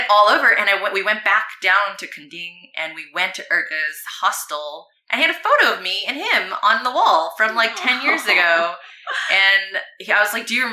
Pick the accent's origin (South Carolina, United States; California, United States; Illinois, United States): California, United States; "I'm from California."